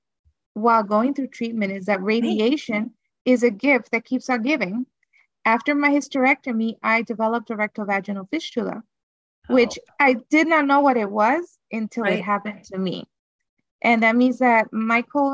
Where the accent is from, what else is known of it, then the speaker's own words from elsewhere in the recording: Honduras; I'm from Honduras